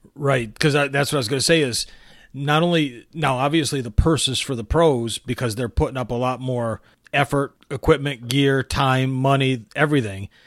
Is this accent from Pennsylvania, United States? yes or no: no; Michigan, United States; growing up in Michigan, uh, growing up on Lake Huron